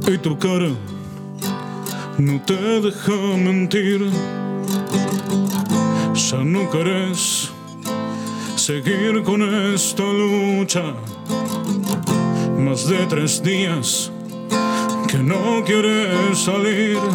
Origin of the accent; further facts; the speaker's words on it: Buenos Aires, Argentina; born there; En realidad, bueno, yo, soy argentino, nací acá en Capital.